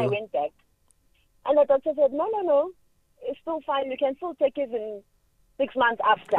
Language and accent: English; Cape Town, Western Cape, South Africa; now in Pretoria, South Africa; Remember, I'm from Cape Town now, and now I'm 5 months here